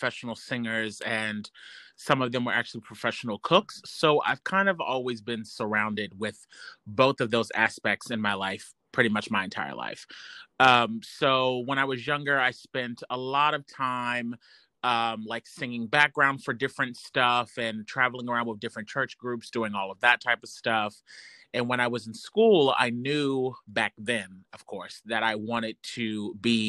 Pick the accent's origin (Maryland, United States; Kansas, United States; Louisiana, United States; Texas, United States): Maryland, United States; Chesapeake Beach; also born or lived in Lynchburg, Virginia; I'm from Chesapeake Beach, Maryland